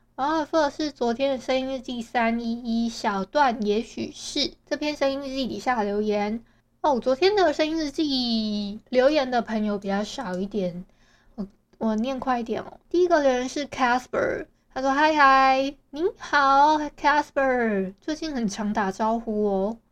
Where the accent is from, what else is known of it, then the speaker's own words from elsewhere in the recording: Hualien County, Taiwan; 我们花莲这边